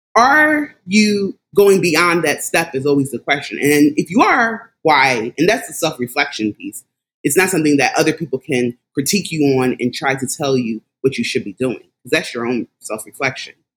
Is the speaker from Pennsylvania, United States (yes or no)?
yes; Philadelphia, Pennsylvania, United States; also born or lived in Washington, D.C. area; I am a native of Philadelphia. I'm from Philadelphia, have lived there majority of my life